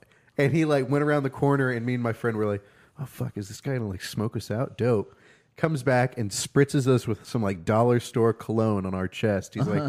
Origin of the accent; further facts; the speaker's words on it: Tulsa, Oklahoma, United States; "I'm from here."